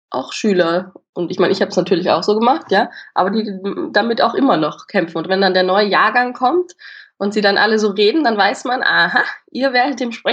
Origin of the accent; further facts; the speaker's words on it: Austria; wo man dann halt immer so, so breit redet als Österreicher, würde ich sagen, da musste ich halt lernen, das so ein bisschen schmaler.